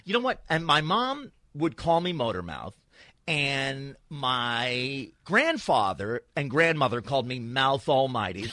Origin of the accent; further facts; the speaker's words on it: New York, United States; now in Los Angeles, United States; I grew up in New York, came here